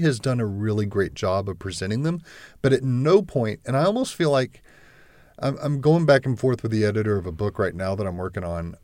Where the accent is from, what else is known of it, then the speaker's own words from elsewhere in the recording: Texas, United States; I grew up in Texas